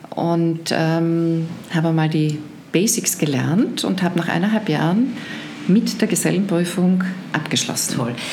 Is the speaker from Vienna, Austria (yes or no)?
no; Carinthia, Austria; Ich bin, ich bin Kärntnerin